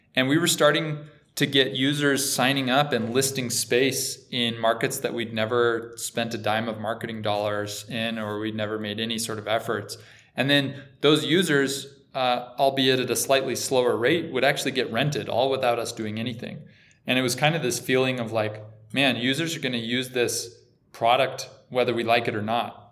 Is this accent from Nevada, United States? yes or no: yes; Boulder City, Nevada, United States; moved away; I'm from a little tiny town outside of Vegas called Boulder City. It's right by the Hoover Dam. It's about five minutes from Lake Mead, so so just grew up doing a lot of boating